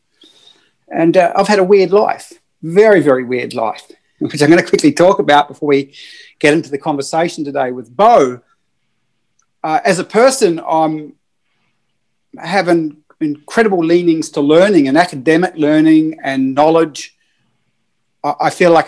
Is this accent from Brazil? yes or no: no; New Zealand; I'm a Kiwi